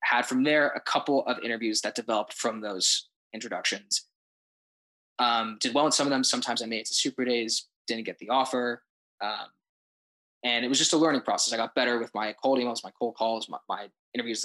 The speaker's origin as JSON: {"language": "English", "town": "Denver", "region": "Colorado", "country": "United States", "moved": "yes", "said": "I'm originally from Denver, Colorado, and I'm currently a junior at my university"}